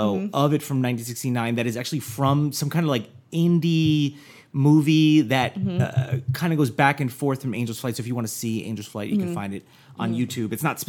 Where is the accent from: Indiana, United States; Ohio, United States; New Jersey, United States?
New Jersey, United States; Jersey, my home state.